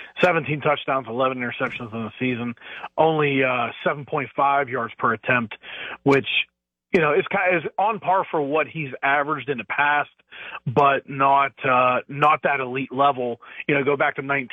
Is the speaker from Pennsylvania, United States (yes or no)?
yes; Pittsburgh, Pennsylvania, United States; I just grew up in the Pittsburgh area, and my family was all Pittsburgh fans.